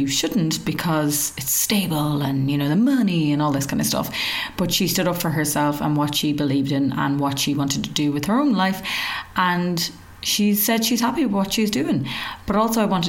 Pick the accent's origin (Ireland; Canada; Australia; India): Ireland; accent: Irish; Us Irish, we love to talk and we do it in our own unique way